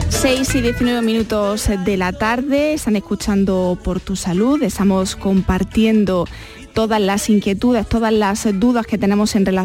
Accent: Seville, Andalusia, Spain; Soy … de Sevilla

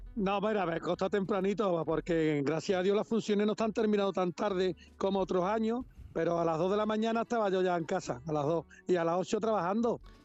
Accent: Cádiz, Andalusia, Spain; soy el pregonero de Cádiz, que lo que le tengo que decir a mi tierra son cosas bonitas

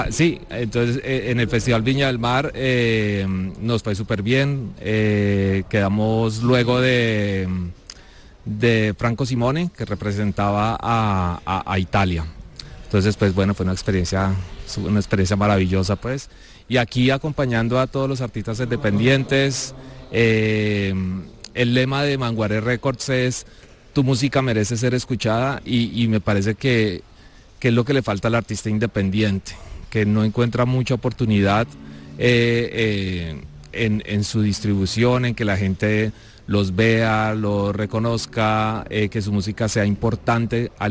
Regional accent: Bogotá, Colombia; Bueno, mucho gusto … soy de Bogotá, Colombia, productor musical, ingeniero de sonido, compositor

